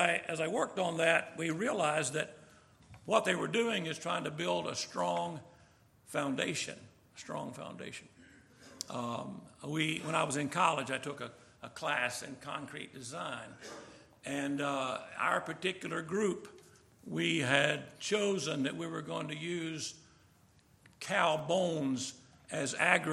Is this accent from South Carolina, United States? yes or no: yes; Summerville, South Carolina, United States; I was from Somerville, South Carolina, near Charleston, I ended up going to Clemson